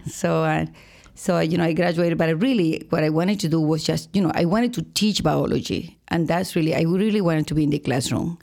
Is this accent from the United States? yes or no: no; Boca del Pozo, Nueva Esparta, Venezuela; moved away as an adult; I am from Venezuela, but, uh, I have to say that I was born in an island